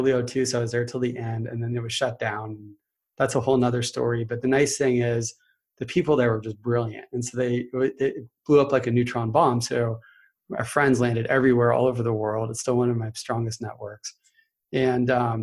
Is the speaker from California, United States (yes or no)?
yes; Irvine, California, United States; I grew up in Irvine, California